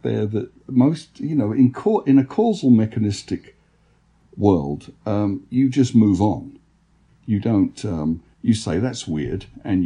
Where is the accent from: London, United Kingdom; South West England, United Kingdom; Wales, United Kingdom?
London, United Kingdom; now in United States; growing up in London, there's more talk of paranormal experience in England than I've noticed in the United States.